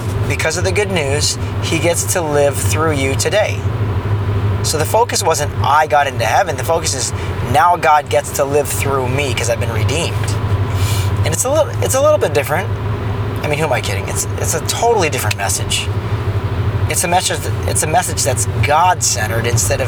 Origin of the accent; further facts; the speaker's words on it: Orange County, California, United States; I grew up in Orange County